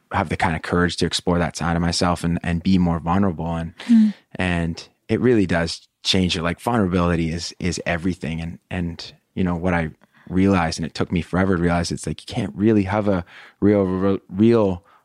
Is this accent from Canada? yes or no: yes; Pacific Northwest, Canada; Yeah, okay. Pacific Northwest.